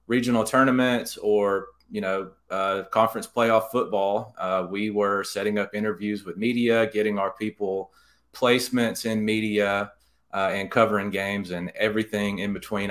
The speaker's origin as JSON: {"language": "English", "town": "Jasper", "region": "Alabama", "country": "United States", "tie": "born or raised there", "also_born_or_lived": "Mobile, Alabama", "moved": "as an adult", "lives_now": "Birmingham, United States", "said": "my dad was actually the executive editor at my hometown newspaper in Jasper, the Daily Mountain Eagle"}